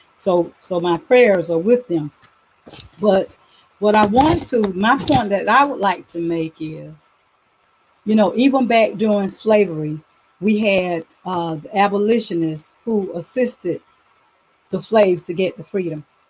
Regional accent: Douglas, Georgia, United States; I am from Douglas, Georgia, where I reside currently

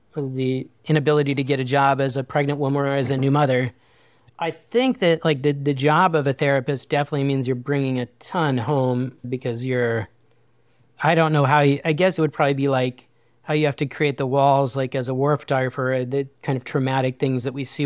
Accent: Wyoming, United States; I grew up in a really small town in Wyoming

